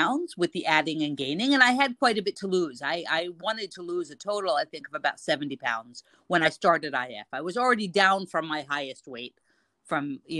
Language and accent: English; United States; now in Cairo, Egypt; I'm an American expat living in Cairo